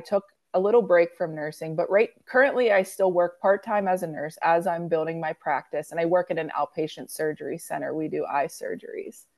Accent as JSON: {"language": "English", "town": "Pittsburgh", "region": "Pennsylvania", "country": "United States", "said": "I'm from Pittsburgh, Pennsylvania."}